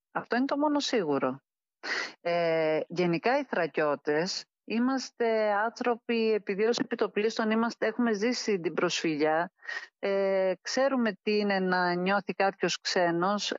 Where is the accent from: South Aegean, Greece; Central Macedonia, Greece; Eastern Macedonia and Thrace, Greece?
Eastern Macedonia and Thrace, Greece; Alexandroupoli; moved away as an adult; also born or lived in Kastoria; now in Athens, Greece; έχω γεννηθεί στην Καστοριά από γονείς στρατιώτε και την καταγωγή του πατέρα μου που ήταν από την Κωνσταντινούπολη. Μεγάλωσα όμως στην Αλεξανδρούπολη, οι ρίζε μου είναι εκεί, εκεί τελείωσα το σχολείο